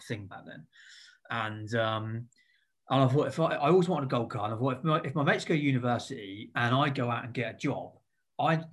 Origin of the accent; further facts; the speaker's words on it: Eastleigh, South East England, United Kingdom; also born or lived in Southampton; I grew up around Eastleigh. Pretty local.